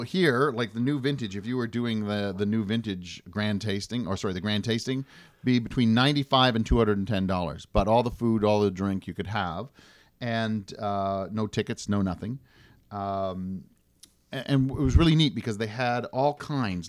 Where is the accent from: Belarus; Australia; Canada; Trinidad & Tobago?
Canada; as a Canadian